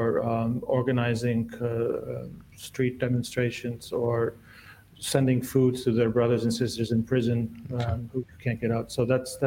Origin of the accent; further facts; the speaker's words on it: United States; moved away as an adult; also born or lived in Czechoslovakia / Canada; now in Lebanon; growing up in the United States.